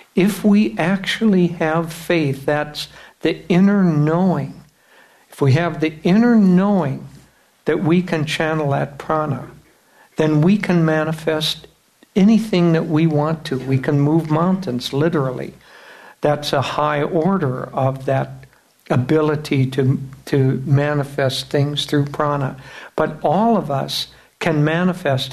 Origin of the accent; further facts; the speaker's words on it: United States; we come back as Americans from the West